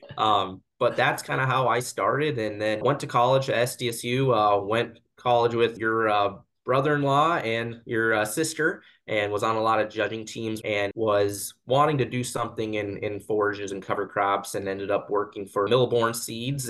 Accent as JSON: {"language": "English", "town": "Kimball", "region": "South Dakota", "country": "United States", "tie": "born or raised there", "said": "I grew up in Kimball, South Dakota, which is just an hour west of Mitchell, South Dakota"}